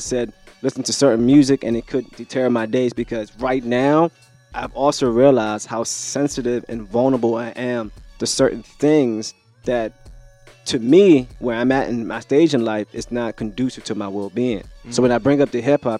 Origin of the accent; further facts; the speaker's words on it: United States; I grew up in America